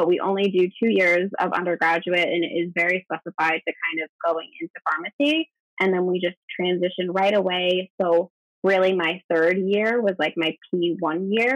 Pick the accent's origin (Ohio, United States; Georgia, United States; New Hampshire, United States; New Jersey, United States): New Hampshire, United States; I grew up in New Hampshire